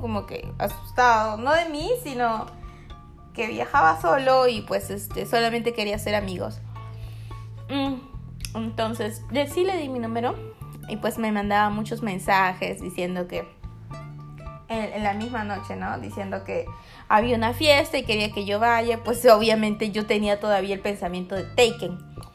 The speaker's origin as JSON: {"language": "Spanish", "country": "Peru", "said": "Yo soy peruana"}